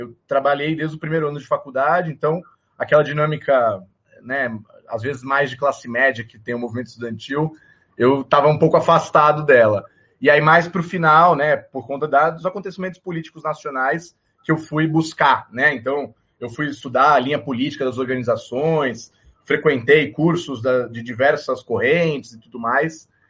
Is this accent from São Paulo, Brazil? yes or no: yes; São Paulo, Brazil; Eu sou nascido em São Paulo, capital.